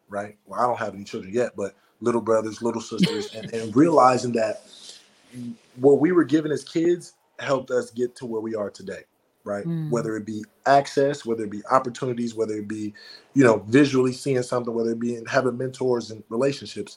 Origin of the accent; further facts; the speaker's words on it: United States; I was born in America, but my bloodline wasn't born in America